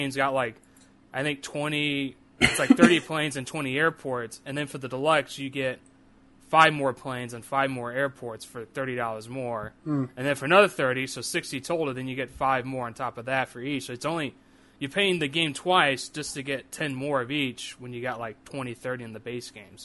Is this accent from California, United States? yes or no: no; St. Louis, Missouri, United States; born or raised there